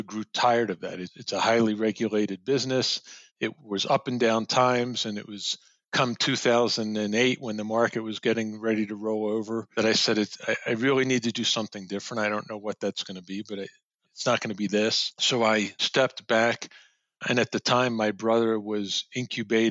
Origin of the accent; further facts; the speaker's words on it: Elkins Park, Pennsylvania, United States; I grew up outside of Philly in Elkins Park, Montgomery County, went to Cheltenham High School